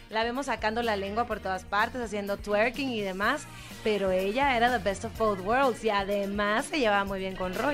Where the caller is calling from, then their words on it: Gustavo A. Madero, Mexico City, Mexico; De aquí, de la Ciudad de México, de Gustavo Amadero.